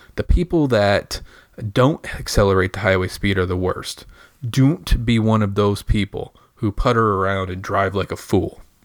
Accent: Michigan, United States; now in Indiana, United States; I grew up in Michigan.

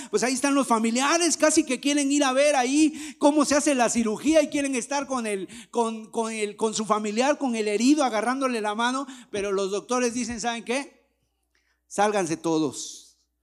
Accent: Mexico

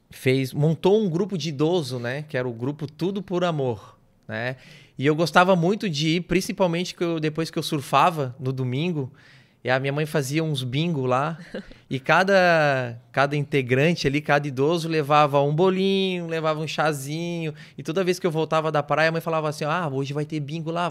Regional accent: Brasília, Federal District, Brazil; born there; now in Garopaba, Brazil; Que eu nasci em Brasília. O, a minha mãe é daqui de Garopaba, né?

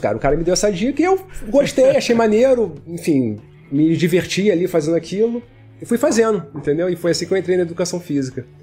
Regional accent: Rio de Janeiro, Brazil; moved away as an adult; now in Belo Horizonte, Brazil; Eu sou do Rio

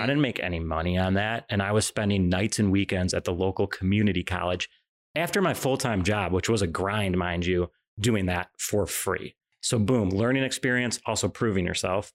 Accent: Illinois, United States; I grew up in Illinois

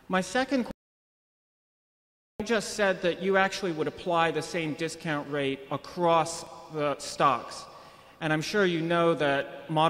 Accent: Arlington, Virginia, United States; Good afternoon. … from Arlington, Virginia.

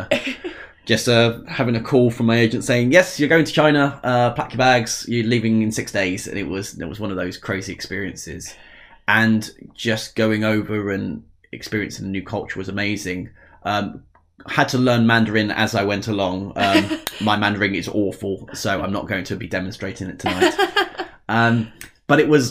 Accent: Essex, East of England, United Kingdom; accent: Essex; we're both from Essex, if you haven't noticed. Well, I'll try and hide the accent

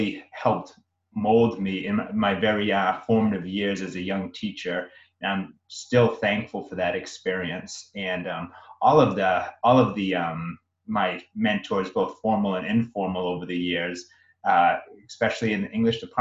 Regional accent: Brockton, Massachusetts, United States; I grew up in Brockton, Massachusetts. I'm a product of Brockton Public Schools

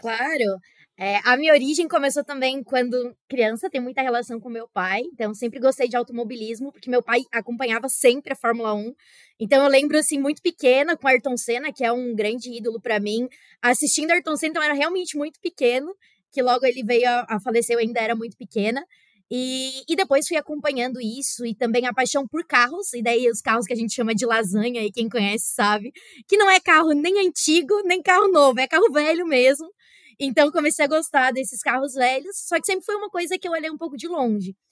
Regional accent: Brazil; now in Russia; Do Brasil

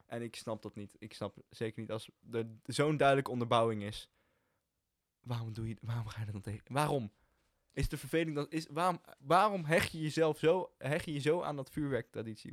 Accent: Hilversum, North Holland, Netherlands; Wij komen allebei gewoon uit Hilversum

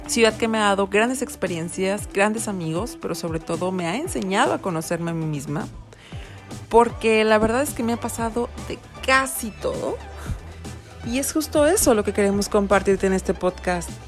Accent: Orizaba, Veracruz, Mexico; soy bastante mexicana. Y es que resulta y resalta que soy de una ciudad llamada Orizaba en el centro del estado de Veracruz, pero he tenido la experiencia de vivir en varios estados de la República.

